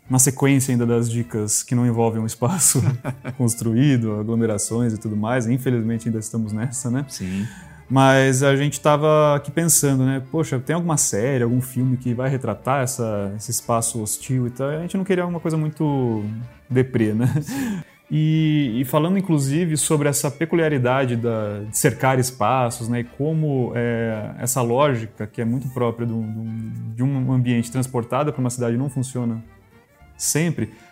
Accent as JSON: {"language": "Portuguese", "region": "interior of São Paulo", "country": "Brazil", "said": "eu sou do interior de São"}